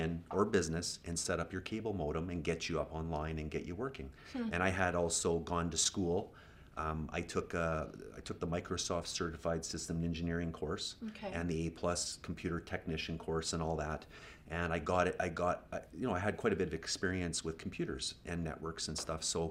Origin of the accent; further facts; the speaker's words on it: Edmonton, Alberta, Canada; moved away as an adult; now in Okanagan, Canada; I grew up in Edmonton, of course, and I went to Jasper Place High